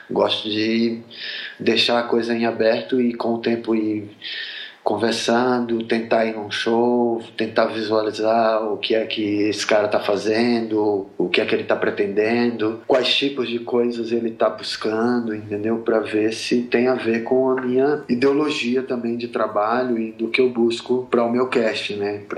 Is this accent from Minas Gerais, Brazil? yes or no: no; Sergipe, Brazil; also born or lived in Rio de Janeiro; now in São Paulo, Brazil; É, eu sou de Sergipe, eu morei oito anos no Rio, eu moro há 13 anos em São Paulo.